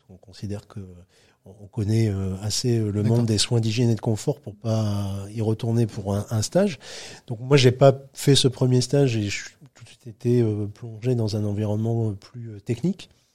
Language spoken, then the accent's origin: French; between Calais and Dunkirk, Hauts-de-France, France; moved away as an adult; je retourne chez moi dans le Grand Nord de la France, chez mes parents